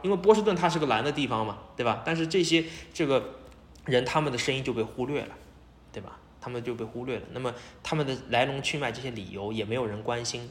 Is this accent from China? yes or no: yes; Shanghai, China; 我们上海人